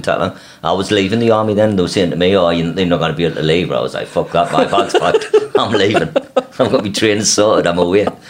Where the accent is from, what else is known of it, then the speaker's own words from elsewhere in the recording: Sunderland, North East England, United Kingdom; we're all about the same age. Obviously, you're a lot older, but we all moved into new estates in Sunderland.